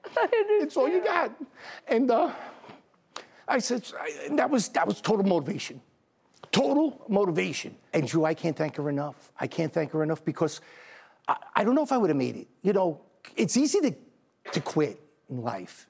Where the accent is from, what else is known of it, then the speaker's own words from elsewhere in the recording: New York City, New York, United States; I'm from Staten Island, New York.